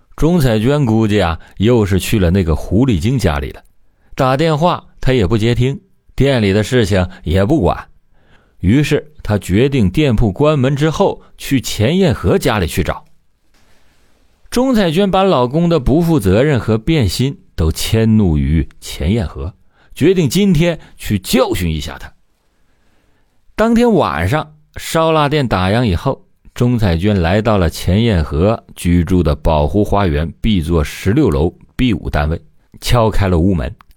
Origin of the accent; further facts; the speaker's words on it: China; 咱们内地